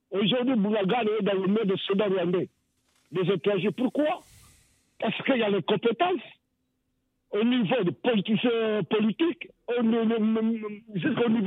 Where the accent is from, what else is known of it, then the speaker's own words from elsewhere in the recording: DR Congo; en tant que Congolais de l'essence